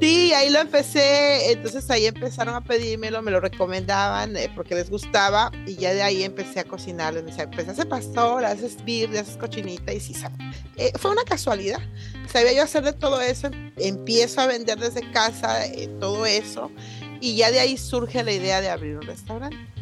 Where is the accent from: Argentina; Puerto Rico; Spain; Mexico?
Mexico; Coatzacoalcos, Veracruz; moved away; soy de Coatzacoalcos, Veracruz